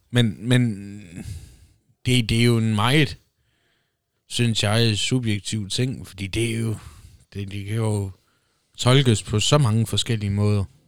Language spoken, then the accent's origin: Danish; Denmark; Danmark, opvokset i Danmark. Dansk pas, dansk statsborgerskab. Indfødt dansker